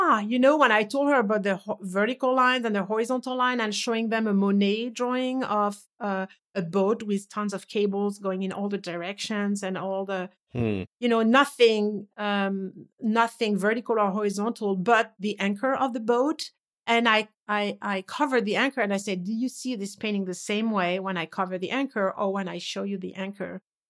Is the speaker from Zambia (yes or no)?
no; France; English is a second language; I was raised in France. I was to go to the south, to the Riviera every summer.